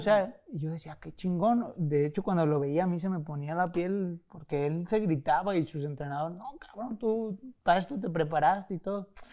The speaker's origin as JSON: {"language": "Spanish", "country": "Mexico", "also_born_or_lived": "Tijuana / Guadalajara", "said": "somos mexicanos"}